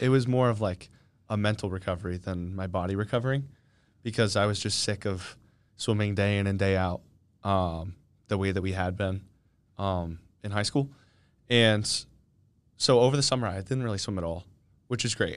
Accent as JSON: {"language": "English", "town": "Kennett Square", "region": "Pennsylvania", "country": "United States", "moved": "as an adult", "said": "I'm from, um, Kennett Square, Pennsylvania."}